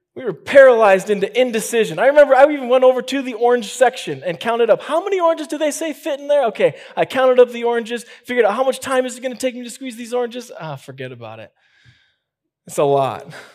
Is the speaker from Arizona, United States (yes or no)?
no; Chicago, Illinois, United States; moved away; I'm from Chicago